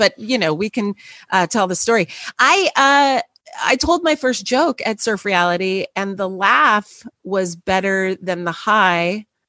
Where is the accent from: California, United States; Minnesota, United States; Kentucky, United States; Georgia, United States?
California, United States; Los Angeles; now in New York, United States; I grew up in Los Angeles, yes.